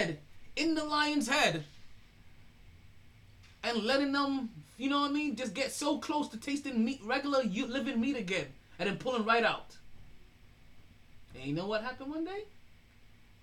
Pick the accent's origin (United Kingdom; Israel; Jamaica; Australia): Jamaica; I am very Jamaican